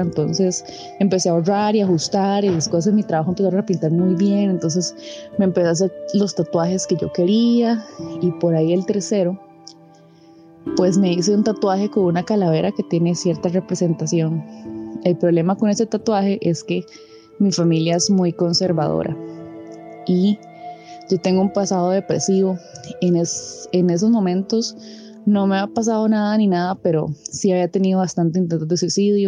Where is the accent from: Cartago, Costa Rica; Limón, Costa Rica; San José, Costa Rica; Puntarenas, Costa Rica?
Cartago, Costa Rica; moved away as an adult; also born or lived in Heredia; yo soy de Cartago originalmente. Me tuve que ir a mudar hasta Heredia porque entré a la Universidad Nacional